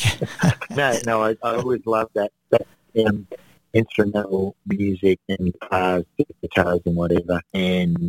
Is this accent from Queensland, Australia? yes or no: no; Newcastle, New South Wales, Australia; also born or lived in Lake Macquarie / Melbourne; now in Sydney, Australia; I grew up in Newcastle. I was born in Wall's End, which is the western suburb of Newcastle.